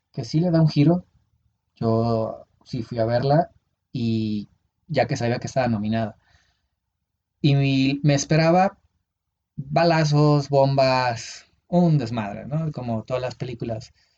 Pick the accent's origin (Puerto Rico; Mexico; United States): Mexico; Uruapan, Michoacán; moved away; ese era un viaje a mi pueblo, era, iba a Uruapan.